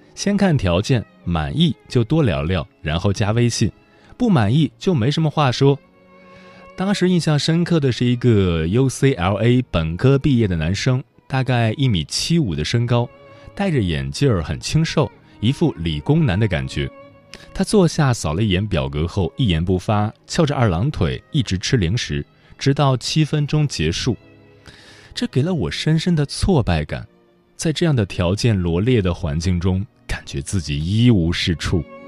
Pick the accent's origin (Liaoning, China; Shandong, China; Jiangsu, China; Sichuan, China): Shandong, China; rural; moved away as an adult; also born or lived in Beijing; 在山东农村老家，大家一般二十五六岁都结婚了